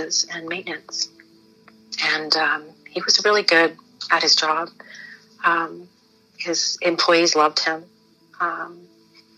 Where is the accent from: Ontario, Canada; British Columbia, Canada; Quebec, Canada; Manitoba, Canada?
Ontario, Canada; Toronto; We grew up in Scarborough